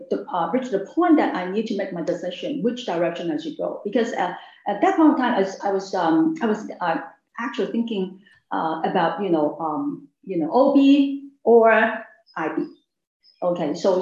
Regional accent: Hong Kong; I grew up in Hong Kong, and also I studied in Hong Kong

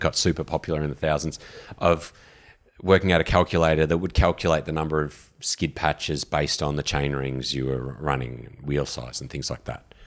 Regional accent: Australia; also born or lived in London / Vancouver / San Francisco / New York; being from Australia

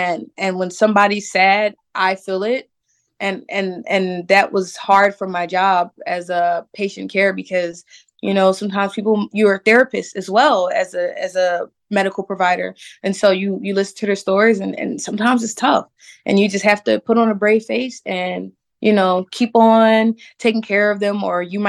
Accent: Philadelphia, Pennsylvania, United States; growing up in Philadelphia, I never really faced racism like that because, like I said, in my neighborhood, we were all Black.

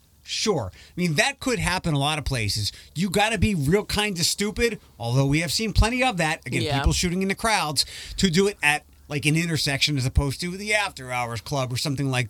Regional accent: Philadelphia, Pennsylvania, United States; I remember where I grew up in Philadelphia on Sunday night.

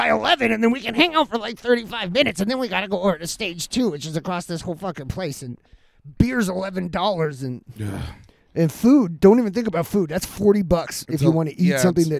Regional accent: Grass Valley, California, United States; I'm from the big boy. I'm from Big Grass Valley.

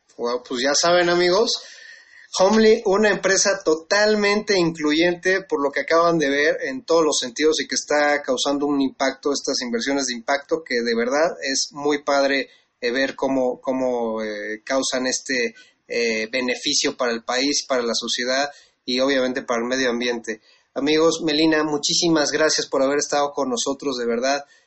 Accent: Mexico; nuestra obligación como mexicanos

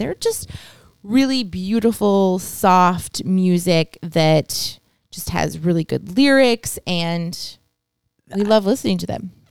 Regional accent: United States; America, we're American

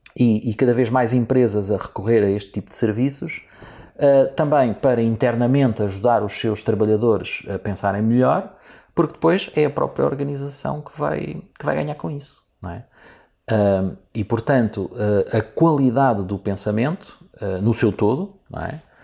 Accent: Portugal; sendo eu português e gostando eu muito do meu país

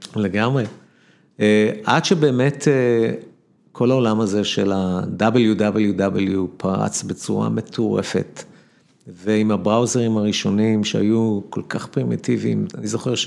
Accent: Ramla, Central District, Israel; גדלתי ברמלה

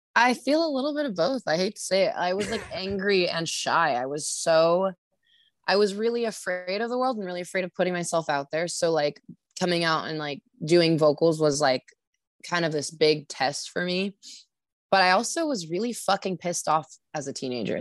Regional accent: Sacramento, California, United States; moved away as an adult; now in Santa Cruz, United States; I'm from Sacramento.

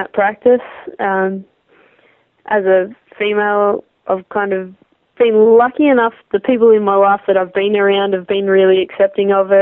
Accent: Victoria, Australia; Growing up in the high country

